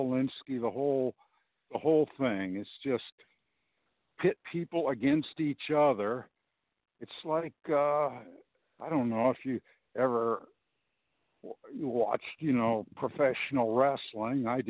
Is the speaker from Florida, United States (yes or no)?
no; Los Angeles, California, United States; now in Portland, United States; I'm originally from Los Angeles